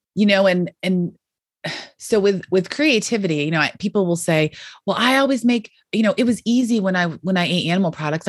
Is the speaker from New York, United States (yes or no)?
yes; Western New York, United States; I grew up in Western New York